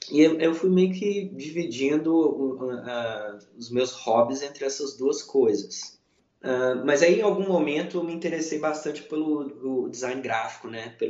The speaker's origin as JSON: {"language": "Portuguese", "town": "Belo Horizonte", "region": "Minas Gerais", "country": "Brazil", "tie": "born or raised there", "said": "Nasci, cresci em Belo Horizonte, morei em Belo Horizonte minha vida inteira e mudei de Belo Horizonte tem apenas é, um pouco mais de um ano e meio."}